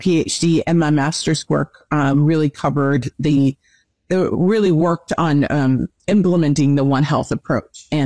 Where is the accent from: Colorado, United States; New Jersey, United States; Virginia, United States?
New Jersey, United States; I am originally from New Jersey, born and raised, and I now reside in South Jersey, not the town I grew up in, but um, I made my way back home